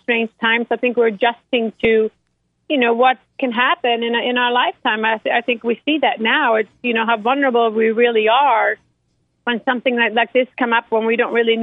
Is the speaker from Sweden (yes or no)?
yes; Sweden; moved away; growing up in Sweden